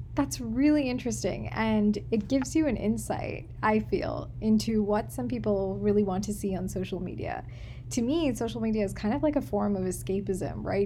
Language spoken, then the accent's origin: English; Malayali, Kerala, India; We're both Malayali